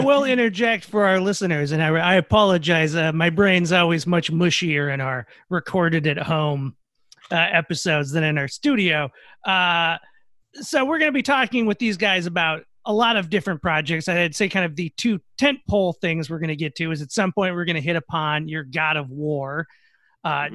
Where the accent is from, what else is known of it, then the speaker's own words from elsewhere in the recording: Minnesota, United States; I'm from Minnesota too